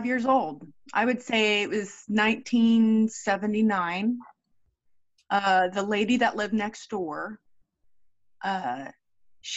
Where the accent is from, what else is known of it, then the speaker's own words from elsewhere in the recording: Brevard County, Florida, United States; I grew up in Brevard County, Florida.